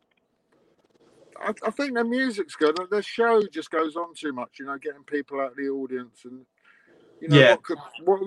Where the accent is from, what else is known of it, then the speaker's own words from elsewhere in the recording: England, United Kingdom; being the Englishman in New York